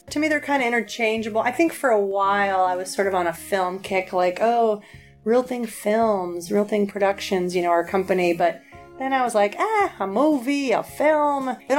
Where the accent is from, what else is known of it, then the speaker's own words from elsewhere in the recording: Jamaica; No, I was born in Jamaica. My dad was born in Spain. Yeah, his heritage is Basque.